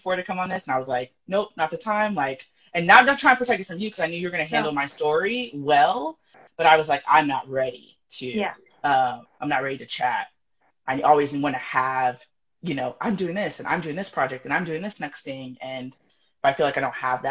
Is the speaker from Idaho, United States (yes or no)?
no; California, United States; moved away as an adult; also born or lived in San Diego, California; now in Colorado Springs, United States; I am born and raised California person